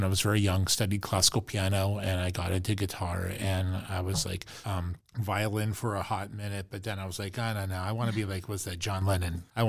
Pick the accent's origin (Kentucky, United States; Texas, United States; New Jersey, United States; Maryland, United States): New Jersey, United States; moved away; I grew up in New Jersey, and she played in some local... just outside New York City